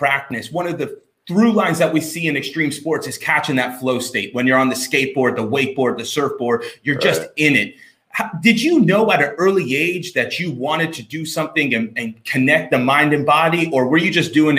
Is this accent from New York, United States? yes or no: no; Port St. Lucie, Florida, United States; I'm from Port St. Lucie, Florida.